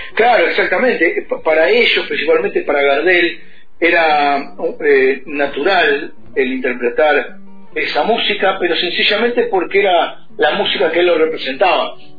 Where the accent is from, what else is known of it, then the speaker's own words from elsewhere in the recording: Temperley, Buenos Aires Province, Argentina; now in Luis Guillón, Argentina; soy oriundo de Temperley, pero hace unos años vivo en una barriada que está cerquita de ahí que se llama Luis Guillón